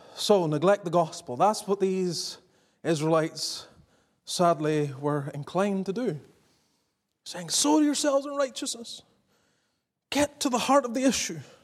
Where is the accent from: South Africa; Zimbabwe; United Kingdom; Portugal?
United Kingdom; Northern Ireland; also born or lived in the American South; now in Southern United States; growing up in Northern Ireland until I moved to the south